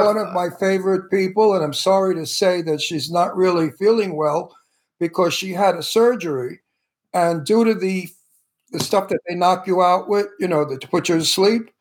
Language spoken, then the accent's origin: English; New York City, New York, United States; now in California, United States; I came from the projects of, of Brooklyn